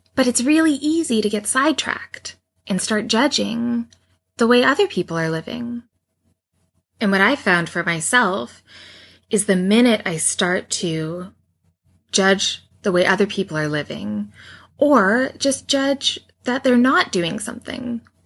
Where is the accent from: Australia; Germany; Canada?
Canada; accent: Canadian; how Canadian my about is